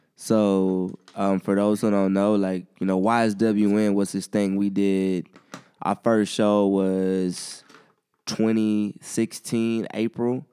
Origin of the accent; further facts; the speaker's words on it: Columbia, South Carolina, United States; growing up in Columbia